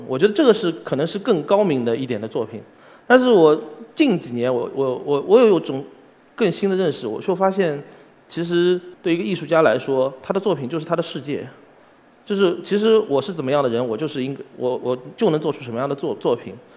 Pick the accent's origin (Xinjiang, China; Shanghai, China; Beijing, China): Shanghai, China; 因为我是从小是在嘉定长大的，所以我其实受，受的很多的就是中国传统文化的一些，一些熏，呃，感染